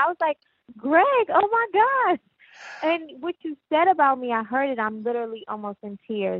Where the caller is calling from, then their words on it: Maryland, United States; I'm calling from Maryland.